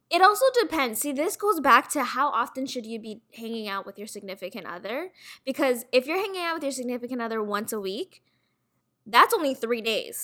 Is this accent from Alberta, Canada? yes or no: no; Toronto, Ontario, Canada; I'm from Toronto, west end of Toronto, and I'm currently working in retail.